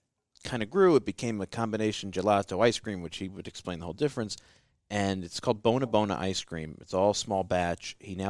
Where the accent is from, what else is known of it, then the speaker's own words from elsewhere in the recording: Southern Italy, Italy; As a Southerner, I'm just glad they're not saying it about us anymore